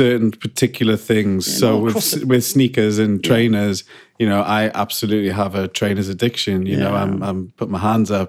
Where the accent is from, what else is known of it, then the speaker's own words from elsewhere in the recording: United Kingdom; people just joined the queue because we're British.